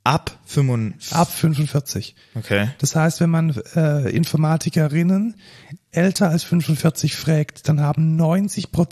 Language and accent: German; Neckarsulm, Baden-Württemberg, Germany; moved away